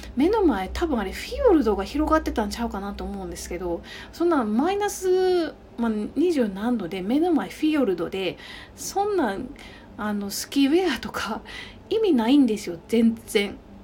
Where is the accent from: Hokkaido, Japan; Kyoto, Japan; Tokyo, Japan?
Kyoto, Japan; also born or lived in London; 私の実家の京都